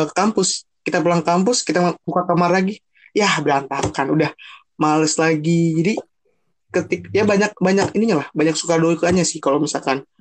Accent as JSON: {"language": "Indonesian", "region": "Jakarta", "country": "Indonesia", "said": "karena gue notabene gue orang Jakarta dan kita kampus di Bogor"}